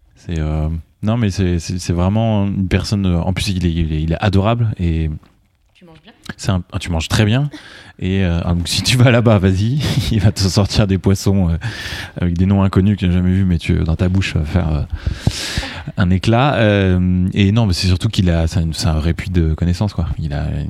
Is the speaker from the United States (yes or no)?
no; Loire Valley, France; je viens de la Loire